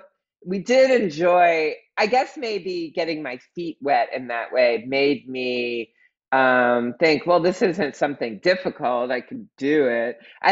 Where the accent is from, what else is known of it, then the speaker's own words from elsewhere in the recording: Pennsylvania, United States; Outside of Philadelphia.